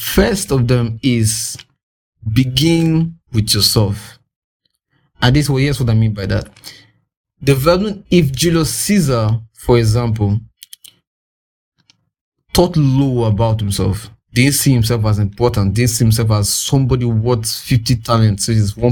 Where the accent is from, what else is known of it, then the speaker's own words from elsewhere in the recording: Nigeria; I'm in Nigerian